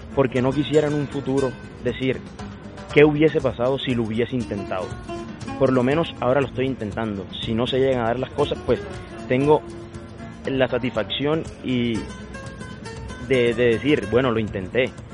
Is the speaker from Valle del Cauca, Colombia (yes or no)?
no; Sincelejo, Sucre, Colombia; moved away; also born or lived in Cali; soy nacido en Cincelejo y es una tierra donde se, donde se vive mucho por el toro